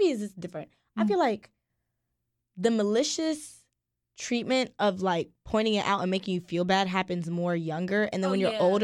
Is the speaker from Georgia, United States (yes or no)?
yes; Atlanta, Georgia, United States; born or raised there